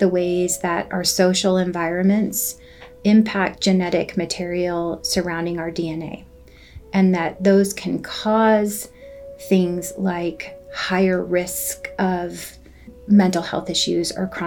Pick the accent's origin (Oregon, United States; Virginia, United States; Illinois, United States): Oregon, United States; Southern; also born or lived in San Jose, California; I grew up